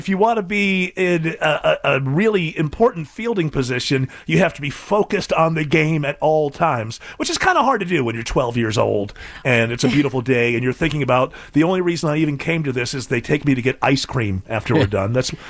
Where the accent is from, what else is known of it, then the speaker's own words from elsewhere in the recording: England, United Kingdom; Well, you know, growing up in England, baseball is just not one of those things.